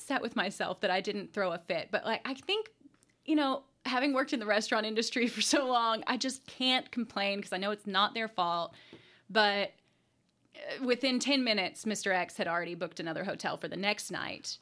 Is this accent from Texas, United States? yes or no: no; Jessamine Creek Gorge area, Kentucky, United States; it's in my hometown and literally right across the street from where I grew up, the home I grew up